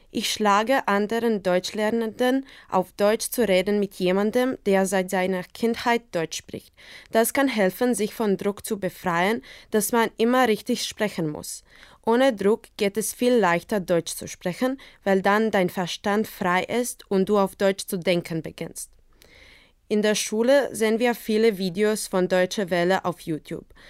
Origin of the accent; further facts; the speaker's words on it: Zagreb, City of Zagreb, Croatia; German is a second language; Ich bin 2002 in Zagreb, Kroatien geboren